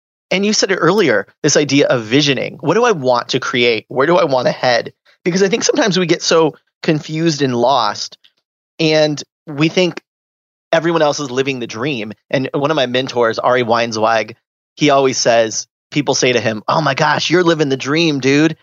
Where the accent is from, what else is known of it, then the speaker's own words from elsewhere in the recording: Southern California, United States; I grew up in Southern California